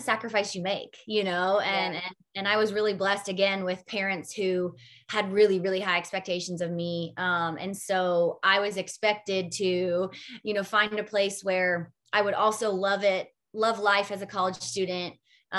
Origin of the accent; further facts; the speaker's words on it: Kansas City, Missouri, United States; also born or lived in New York; So I grew up in Kansas City. Home is really New York, because I believe home is where your family is. But I grew up in Kansas City.